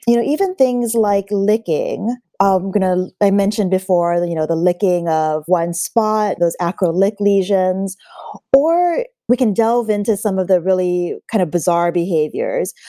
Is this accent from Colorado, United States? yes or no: no; Hawaii, United States; moved away; I'm actually originally from Hawaii